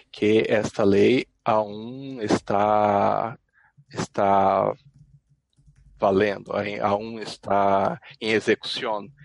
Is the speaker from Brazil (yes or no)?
yes; Cuiabá, Mato Grosso, Brazil; Spanish is a second language; also born or lived in southern Brazil; Aquí en Cuiabá decimos raro.